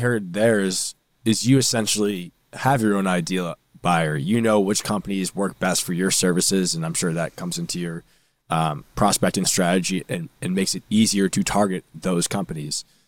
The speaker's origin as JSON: {"language": "English", "area": "North Shore", "region": "Massachusetts", "country": "United States", "said": "I'm actually from the North Shore, not Boston."}